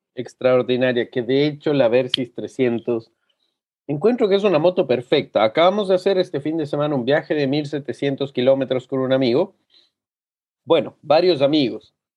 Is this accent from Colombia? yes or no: no; Cuenca, Azuay, Ecuador; now in La Serena, Chile; que vengo de Ecuador, que de una ciudad